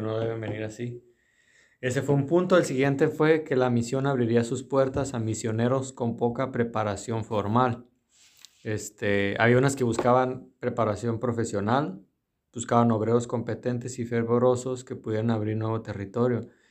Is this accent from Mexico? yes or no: yes; Mexico